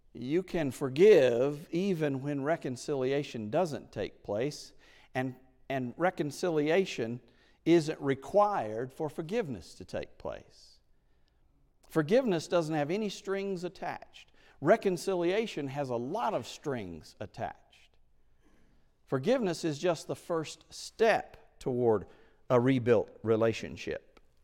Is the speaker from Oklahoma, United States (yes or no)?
yes; Oklahoma, United States; moved away; I was in Oklahoma, in my hometown